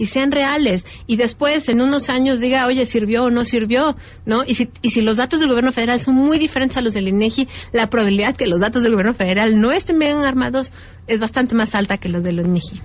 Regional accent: Mexico

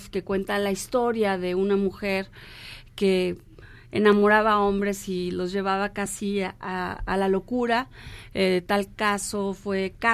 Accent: Mexico; vamos a presentarla el primero de noviembre por por nuestra celebración como mexicanos del eh, Día de Muertos

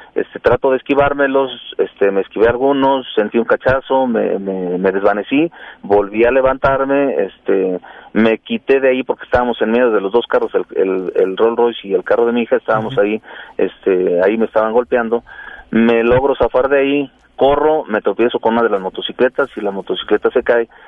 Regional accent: Toluca, State of Mexico, Mexico; yo soy de aquí de Toluca, aquí vive toda mi familia

